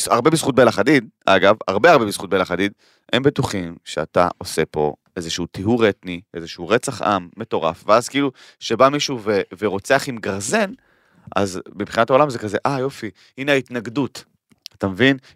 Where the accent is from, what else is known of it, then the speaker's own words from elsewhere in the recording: Kiryat Arba, Judea and Samaria, Israel; שאני גדלתי בקריית ארבע, אני יודע.